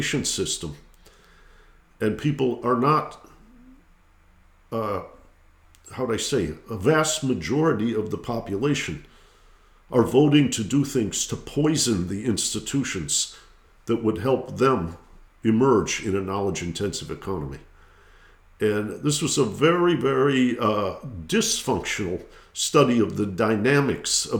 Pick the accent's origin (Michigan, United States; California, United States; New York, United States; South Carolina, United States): Michigan, United States; Detroit; I grew up in Detroit, Michigan